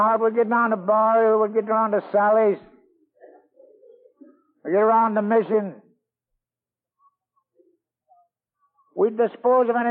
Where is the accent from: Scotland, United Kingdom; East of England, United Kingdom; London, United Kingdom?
Scotland, United Kingdom; now in New York, United States; I was born in Scotland.